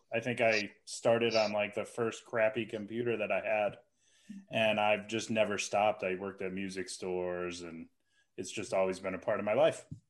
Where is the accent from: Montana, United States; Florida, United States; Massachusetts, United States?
Massachusetts, United States; Western; I'm from Western Massachusetts